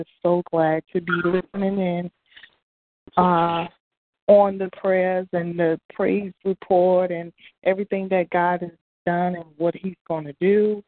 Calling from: North Carolina, United States; I'm calling in from North Carolina.

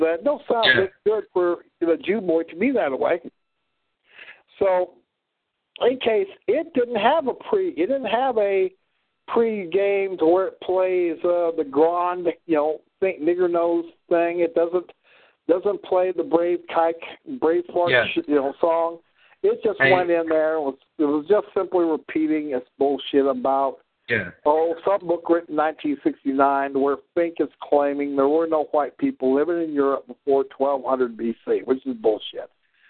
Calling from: Missouri, United States; so I was calling in from Southwest Missouri.

